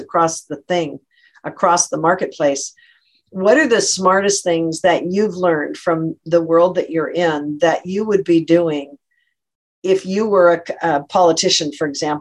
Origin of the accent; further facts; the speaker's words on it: Eastern Washington, United States; when I grew up in Eastern Washington